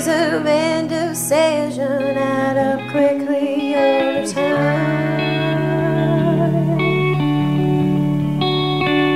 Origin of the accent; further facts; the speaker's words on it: West Virginia, United States; moved away as an adult; now in Columbus, United States; I'm from West Virginia.